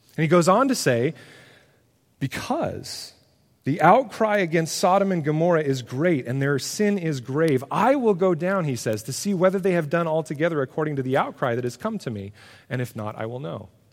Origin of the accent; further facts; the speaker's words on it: United States; who we are as Americans